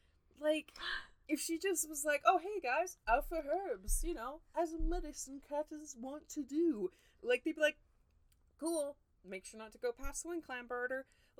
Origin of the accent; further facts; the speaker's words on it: United Kingdom; Actually, I just realized we say herbs because we're British.